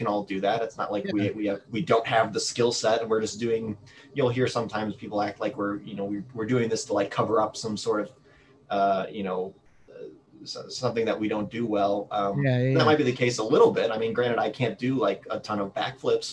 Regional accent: St. Louis, Missouri, United States; I'm from St. Louis

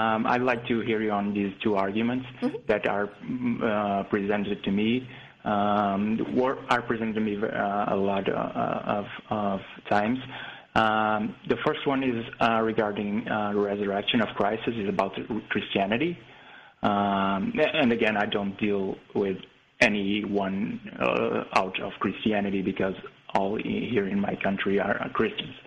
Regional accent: Portugal; English is a second language; I'm from Portugal, so English is not my first language

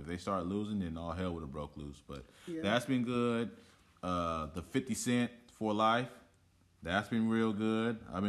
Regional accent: Oakland, California, United States; people that were born and raised in Oakland, like I was

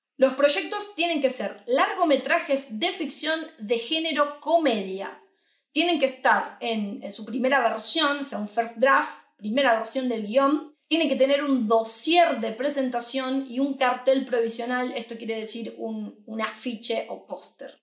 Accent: Argentina; moved away as an adult; now in Madrid, Spain; nosotros somos de Argentina, hace un año que estamos instalados aquí en Madrid

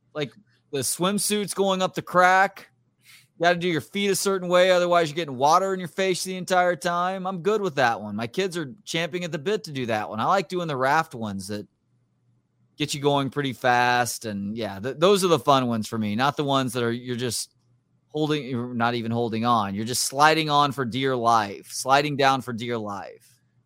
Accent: Texas, United States; I have redneck sensibilities, I think, from growing up in Texas.

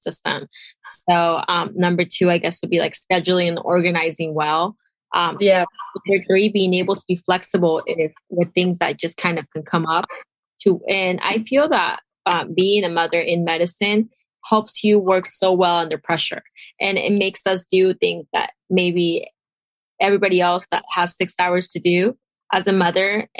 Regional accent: Peru; moved away as an adult; now in United States; I'm personally from Peru

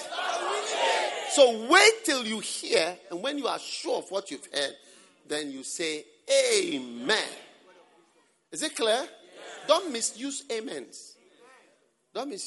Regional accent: Ghana; I'm from Ghana and I've spent most of my life in Ghana

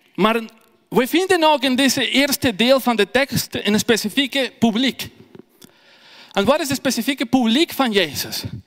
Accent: Ecuador; first language Spanish; Dutch is a second language; moved away as an adult; now in Belgium; Ik kom uit Ecuador. Ik ben in België al vier jaar

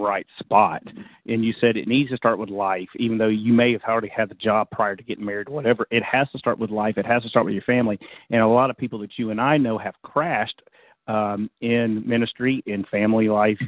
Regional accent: Jacksonville, United States; moved away; a good friend of mine, Sean Meckling, that I grew up with back in Jacksonville

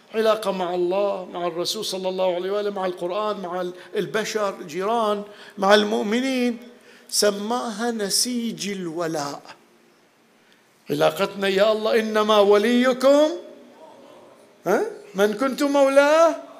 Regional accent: Bahrain; moved away as an adult; كنا اول ما طلعنا من البحرين رحنا ندرس

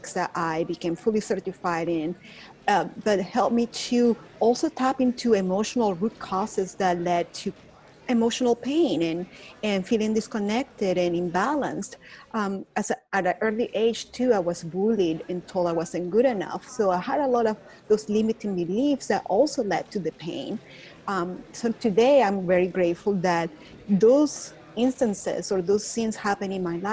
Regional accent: Caracas, Capital District, Venezuela; accent: Venezuelan; English is a second language; moved away as an adult; now in Dallas, United States; I'm from Caracas, Venezuela. So that's the accent you're hear, but I live in Dallas, Texas. So that's not my Texan accent. It's my Venezuelan

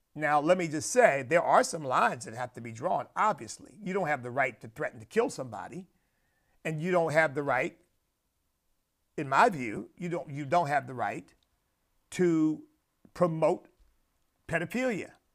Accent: United States; where I stand as a Christian, as an American, as a man of God

